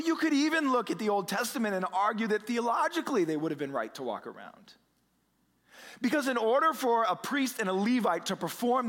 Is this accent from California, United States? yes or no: no; Omaha, Nebraska, United States; now in Boston, United States; I've lived in Boston now for 20 years, which I can't believe, but I'm originally from the Midwest, right? Aben and I were both from Omaha here